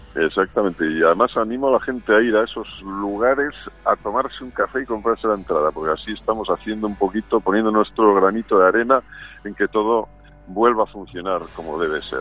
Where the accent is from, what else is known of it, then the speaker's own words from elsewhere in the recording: Valladolid, Castile and León, Spain; now in Madrid, Spain; volver a Valladolid, que es mi ciudad